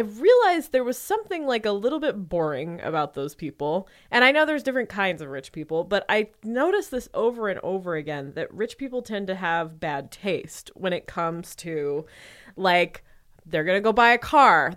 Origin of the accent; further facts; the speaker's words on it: Austin, Texas, United States; I grew up in Austin, Texas, around a bunch of rich people